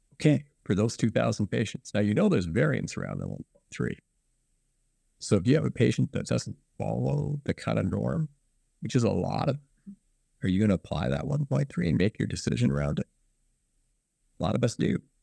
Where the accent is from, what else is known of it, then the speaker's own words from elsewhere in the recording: Guelph, Ontario, Canada; also born or lived in Ann Arbor, Michigan; I was raised in Guelph